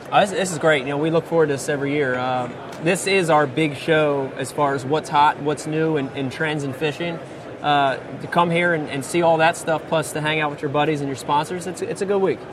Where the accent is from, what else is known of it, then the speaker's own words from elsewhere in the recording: New Jersey, United States; growing up for me growing up in New Jersey